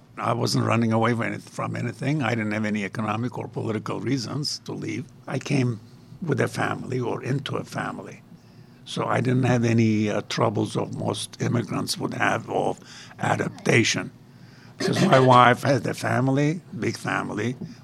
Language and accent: English; Antalya, Turkey; moved away as an adult; also born or lived in Ankara, Turkey; now in Pittsburgh, United States; I actually have a house on the Mediterranean, my hometown, Antalya, on the Mediterranean.